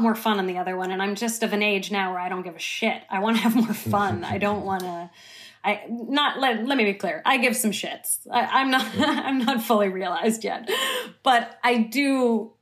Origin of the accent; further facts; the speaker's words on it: San Francisco, California, United States; I grew up in San Francisco